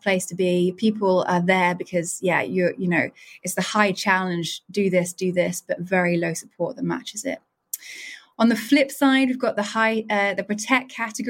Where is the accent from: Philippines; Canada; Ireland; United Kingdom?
United Kingdom; I'm a Brit